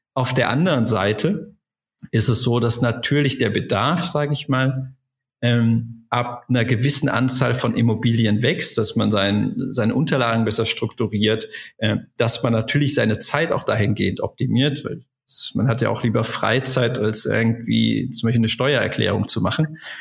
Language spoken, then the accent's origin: German; Germany; moved away as an adult; also born or lived in Essen; Ich bin ähm, in der in der Eifel groß geworden, äh, habe da einfach mein, meine Jugend verbracht